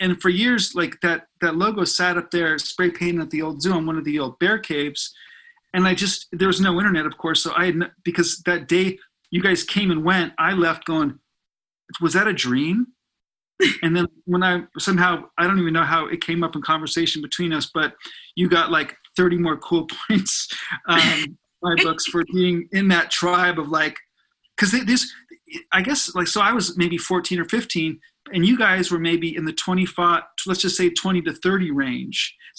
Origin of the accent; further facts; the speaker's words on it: Burbank, California, United States; So, I mean, yeah, I grew up in Burbank, and all I wanted, my, you know, life dream was to have my own band.